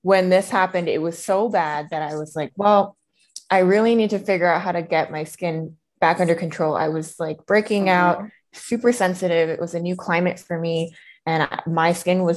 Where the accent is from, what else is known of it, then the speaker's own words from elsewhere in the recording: East Coast, United States; now in Denver, United States; I currently live in Denver, although I'm originally from the East Coast.